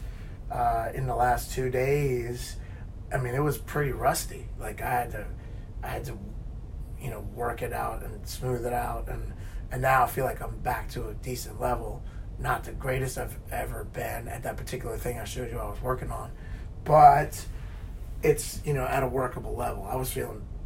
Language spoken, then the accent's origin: English; New Orleans, Louisiana, United States; I'm from New Orleans